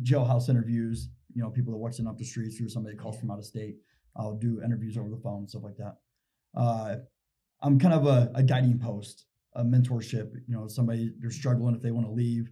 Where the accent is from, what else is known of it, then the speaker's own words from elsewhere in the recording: Indiana, United States; moved away as an adult; now in Utah, United States; I come from Indiana. I had two kids in Indiana